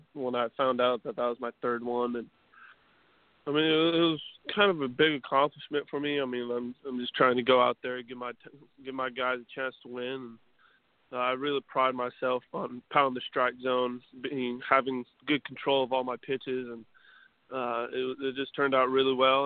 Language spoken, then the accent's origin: English; New Mexico, United States; The 2 local colleges in my home state, New Mexico State, UNM, University of New Mexico